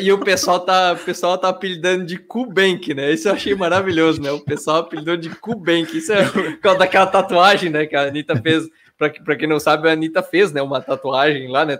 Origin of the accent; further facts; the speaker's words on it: Blumenau, Santa Catarina, Brazil; sou de Blumenau também